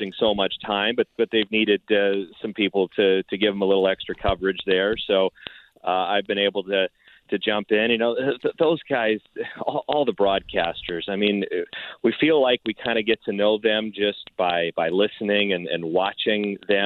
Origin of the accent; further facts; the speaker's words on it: Palo Alto, California, United States; I grew up in the Bay Area. I grew up in Palo Alto